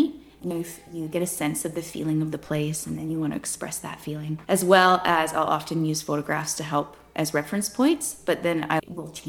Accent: Victoria, British Columbia, Canada; also born or lived in Hazelton, British Columbia; most of my life, I grew up on the island in Victoria

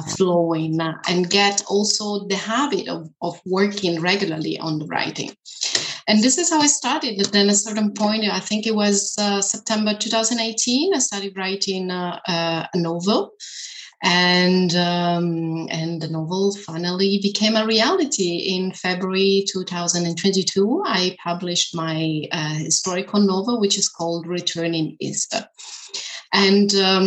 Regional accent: Italy; first language Italian; English is a second language; moved away as an adult; also born or lived in China / Germany; now in Berlin, Germany; I am from Italy, actually, living in Germany

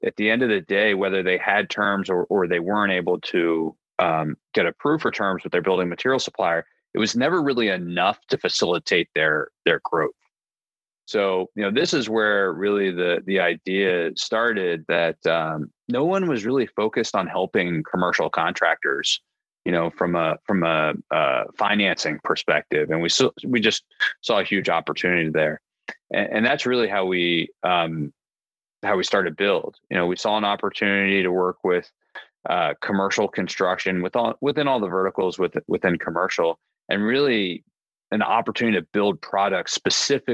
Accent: Annapolis, Maryland, United States; moved away as an adult; also born or lived in Delaware / San Francisco; I am originally from Annapolis, Maryland

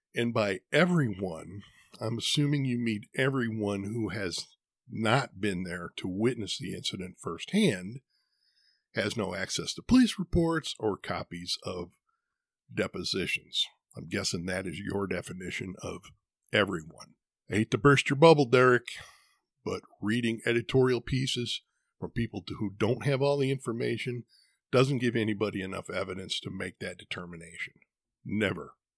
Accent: Midwest, United States; now in Arizona, United States; I was born and raised in the Midwest where winter can get brutal. There's a reason I don't live there anymore

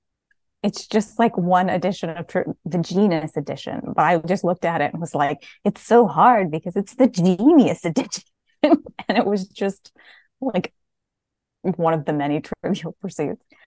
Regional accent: New Jersey, United States; now in Western New York, United States; I was raised in New Jersey, and now I live in Western New York.

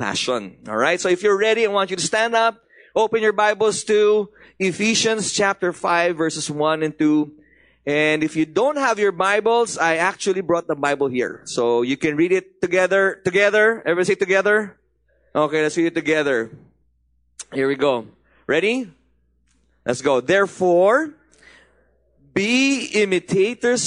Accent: Baguio, Cordillera Administrative Region, Philippines; moved away; also born or lived in Manila; I was born in Manila, but I grew up in Baguio.

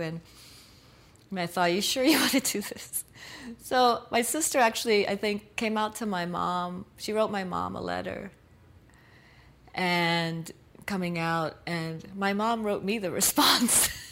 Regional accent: New York City, New York, United States; I was born in Brooklyn, New York. My parents came to New York from Puerto Rico in the 1950s. And so I'm a diehard New Yorker

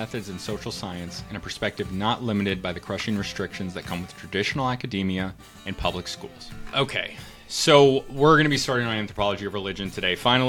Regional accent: Connecticut, United States; I'm also from the Northeast, and I moved around quite a bit as a kid, but a lot of time in Connecticut, so I grew up around a lot of Jewish people.

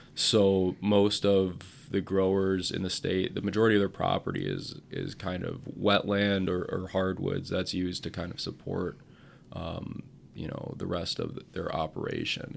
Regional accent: Portage, Wisconsin, United States; also born or lived in Madison, Wisconsin / Hot Springs, South Dakota; now in Wisconsin Rapids, United States; I grew up in Portage

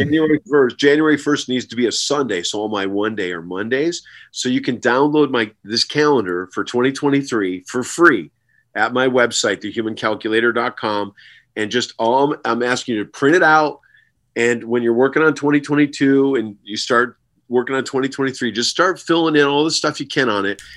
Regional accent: Herkimer, New York, United States; my hometown of Herkimer, New York

